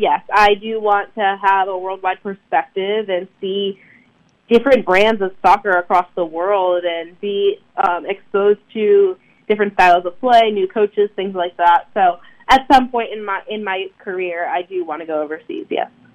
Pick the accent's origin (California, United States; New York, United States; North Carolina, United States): North Carolina, United States; Durham; growing up in the Durham area